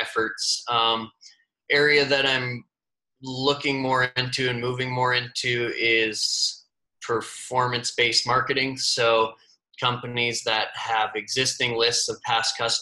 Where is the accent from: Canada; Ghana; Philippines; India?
Canada; Winnipeg, Manitoba; moved away; I'm from Winnipeg originally